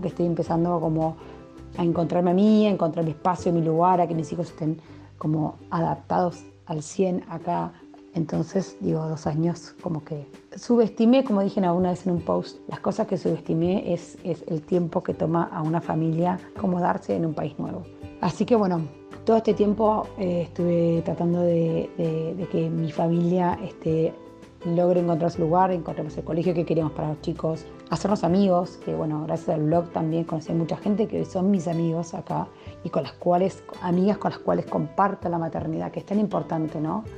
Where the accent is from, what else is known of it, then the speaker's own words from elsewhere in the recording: Argentina; moved away as an adult; now in Berlin, Germany; somos los dos argentinos